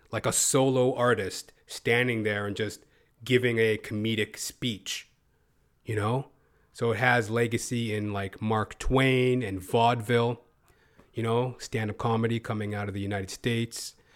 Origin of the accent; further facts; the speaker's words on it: Canada; as a Canadian performer